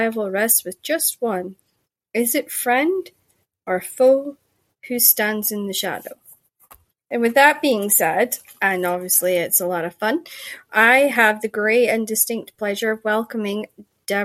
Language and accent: English; Shetland, Scotland, United Kingdom; accent: Shetland; I grew up in Shetland